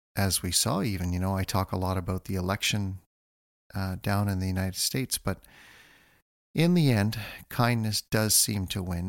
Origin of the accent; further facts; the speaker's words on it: North Bay, Ontario, Canada; I grew up in North Bay, Ontario